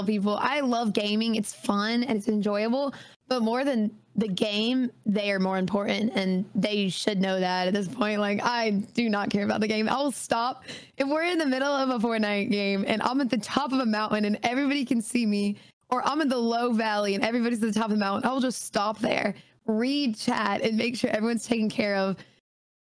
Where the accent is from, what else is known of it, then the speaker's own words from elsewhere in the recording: Auburn, Alabama, United States; I grew up here in Auburn, Alabama